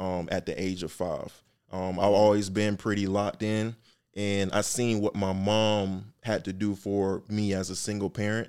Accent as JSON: {"language": "English", "town": "Atlanta", "region": "Georgia", "country": "United States", "tie": "born or raised there", "also_born_or_lived": "Miami, Florida"}